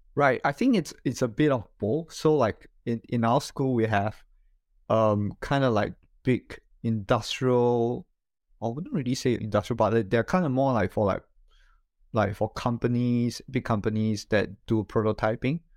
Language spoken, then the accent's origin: English; Singapore; moved away as an adult; now in Japan; I am originally from Singapore. So I studied there and, uh, grew up there.